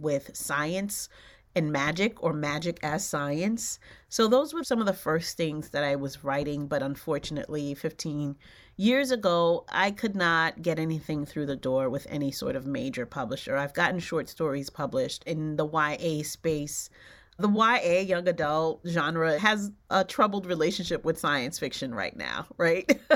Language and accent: English; New York City, New York, United States; born or raised there; also born or lived in Haiti